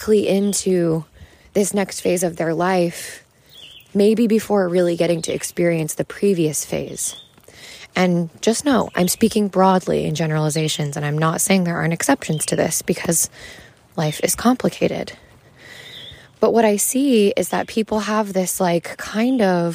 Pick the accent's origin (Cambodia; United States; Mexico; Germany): United States; Wyoming; growing up in Wyoming